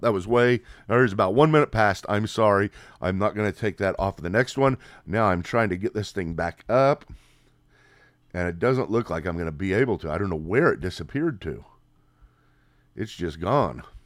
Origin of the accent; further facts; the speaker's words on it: United States; Here in America